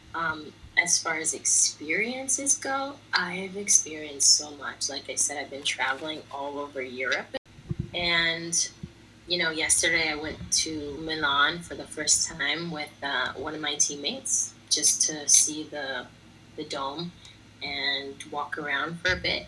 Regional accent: United States; moved away as an adult; now in Italy; Sono americana, I'm American.

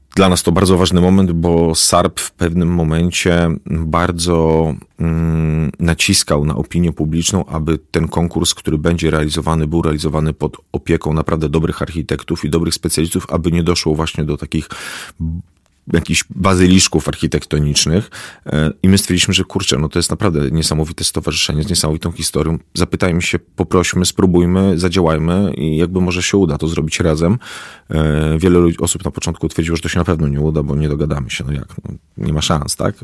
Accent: Warsaw, Masovian Voivodeship, Poland; ja osobiście jako warszawiak

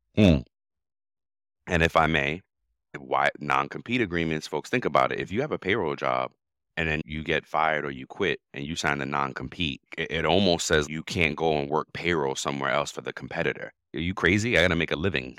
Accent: New York, United States; moved away; I grew up in New York in the eighties

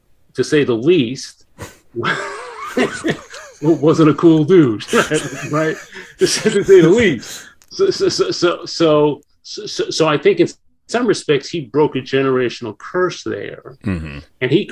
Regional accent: New York City, New York, United States; moved away; I grew up in New York in the Bronx

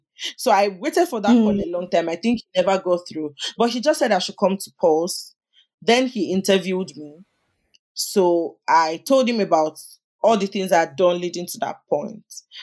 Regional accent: Lagos, Nigeria; also born or lived in Ogun State, Nigeria / Abuja; So I grew up in Oregun, Lagos

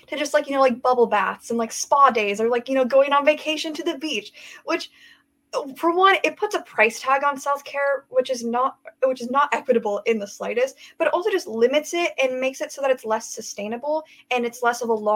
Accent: Everett, Washington, United States; I'm from Everett, Washington

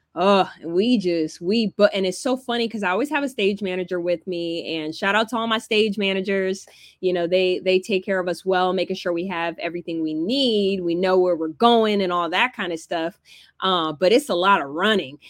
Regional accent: Alpharetta, Georgia, United States; also born or lived in California; I grew up in Georgia

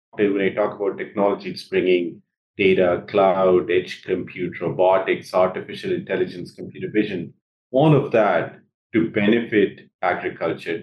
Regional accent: Jamshedpur, Jharkhand, India; moved away as an adult; also born or lived in Bihar, India / Ithaca, United States; now in United States; I grew up in India. I grew up in the eastern part of India in a city called Jamshedpur

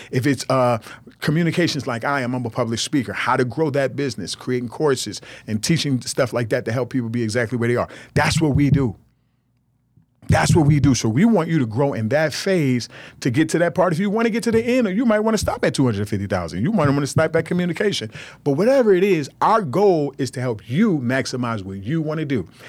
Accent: United States

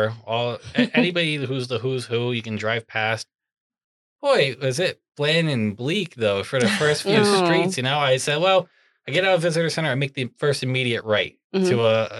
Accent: Pennsylvania, United States; I'm from Pennsylvania

